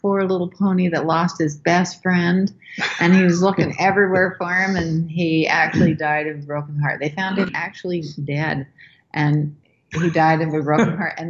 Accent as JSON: {"language": "English", "town": "Montpelier", "region": "Idaho", "country": "United States", "said": "I'm from Montpelier, Idaho"}